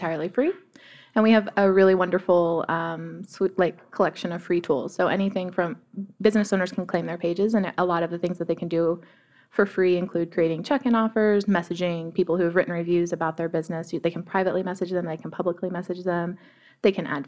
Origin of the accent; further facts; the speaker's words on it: Fort Lauderdale, Florida, United States; moved away as an adult; also born or lived in Boulder, Colorado; now in Denver, United States; I'm originally from Florida